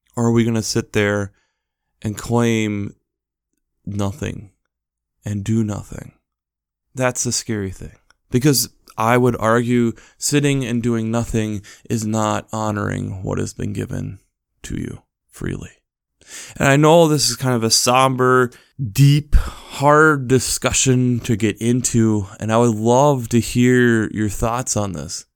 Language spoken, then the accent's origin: English; United States; as an American citizen